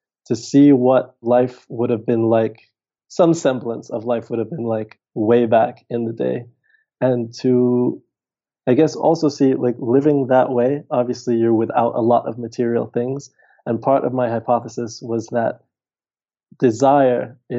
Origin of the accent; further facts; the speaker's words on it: Dominica; moved away as an adult; also born or lived in United States; in 2016, I moved back from the States to Dominica